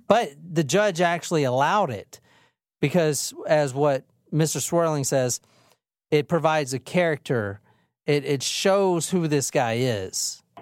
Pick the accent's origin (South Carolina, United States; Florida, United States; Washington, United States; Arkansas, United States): South Carolina, United States; Gilbert; also born or lived in Saluda County, South Carolina / Columbia, South Carolina; any little bum fuck town in South Carolina, even the one I grew up in on Gilbert. And even before that, I grew up in on Saluda County